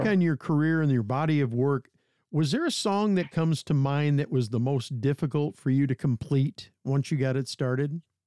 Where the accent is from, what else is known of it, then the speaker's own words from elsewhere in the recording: Bay City, Michigan, United States; Which is my hometown. I grew up in the South End. I graduated from Bay City Central